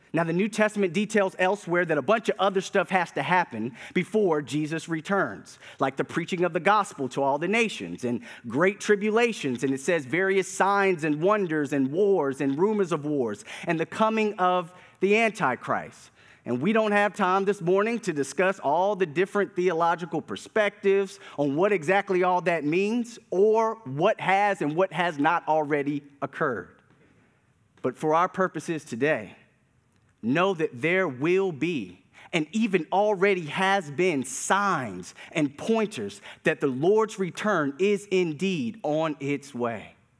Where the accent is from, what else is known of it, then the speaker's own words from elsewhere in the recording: Durham, North Carolina, United States; As a kid growing up in Durham, North Carolina